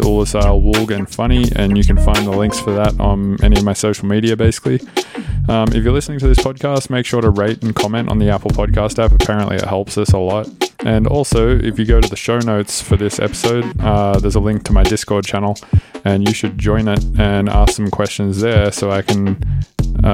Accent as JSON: {"language": "English", "country": "Australia", "moved": "as an adult", "lives_now": "United States", "said": "I'm Australian"}